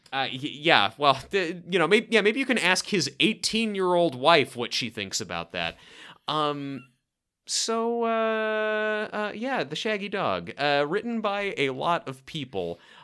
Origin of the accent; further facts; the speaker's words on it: Portland, Oregon, United States; I am from Portland, Oregon